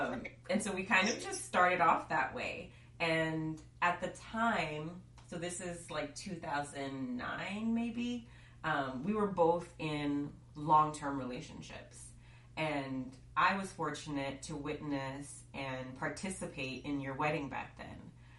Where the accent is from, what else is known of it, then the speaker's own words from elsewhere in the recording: New York, United States; being a New Yorker is definitely like a part of the fabric of who I am.